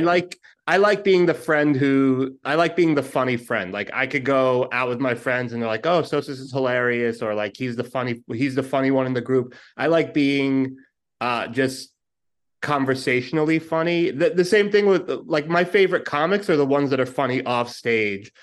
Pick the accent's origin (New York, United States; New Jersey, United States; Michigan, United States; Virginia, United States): New York, United States; New York City; moved away as an adult; born and raised Brooklyn, and then, uh, two years ago, I took the dive and came to this, uh, cesspool